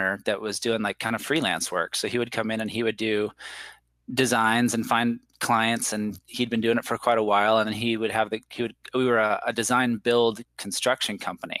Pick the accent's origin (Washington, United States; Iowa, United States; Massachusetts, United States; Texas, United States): Washington, United States; moved away; also born or lived in Las Vegas; I grew up in Washington State in the United States